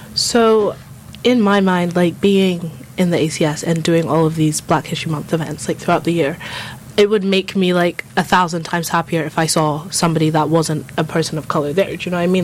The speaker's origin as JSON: {"language": "English", "region": "London", "country": "United Kingdom", "tie": "born or raised there", "also_born_or_lived": "Scotland", "moved": "yes", "lives_now": "St Andrews, United Kingdom", "said": "I was born in London, like in North London. I grew up there."}